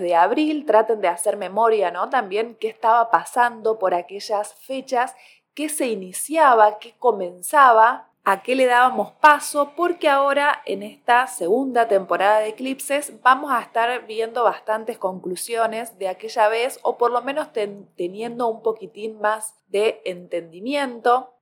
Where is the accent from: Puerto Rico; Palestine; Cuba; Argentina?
Argentina; Córdoba; soy cordobesa gente, así que la palabra segundear acá se escucha mucho